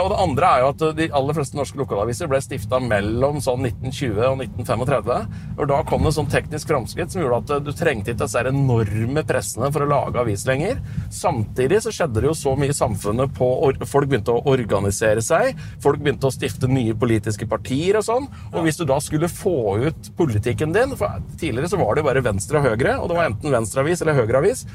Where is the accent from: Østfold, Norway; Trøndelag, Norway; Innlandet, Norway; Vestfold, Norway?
Innlandet, Norway; Raufoss; der jeg er fra gamle dager, så lagde de fyrverkeri på Raufossfabrikken